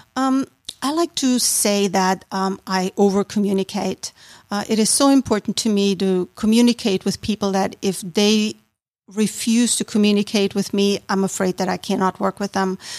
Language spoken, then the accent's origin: English; Austria; moved away as an adult; now in Roswell, United States; I was born and raised in Austria